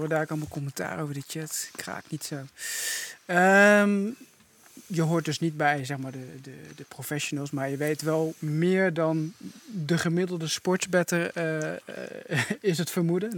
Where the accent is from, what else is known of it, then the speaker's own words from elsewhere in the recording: Doetinchem, Gelderland, Netherlands; ik kom uit Doetinchem